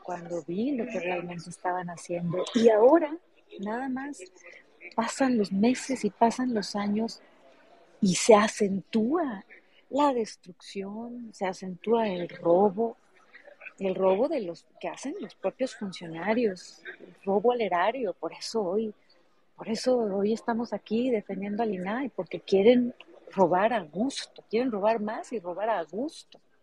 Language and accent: Spanish; Hermosillo, Sonora, Mexico; Yo nací en Hermosillo, pero mi papá nació en Ures